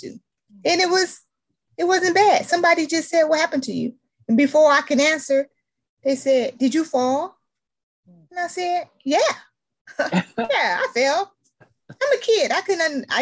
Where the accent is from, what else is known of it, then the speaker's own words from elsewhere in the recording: Detroit, Michigan, United States; I'm from Detroit, Michigan